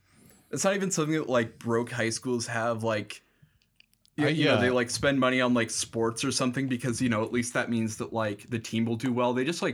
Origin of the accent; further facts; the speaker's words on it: St. Paul, Minnesota, United States; And I was like, oh, I'm from St. Paul.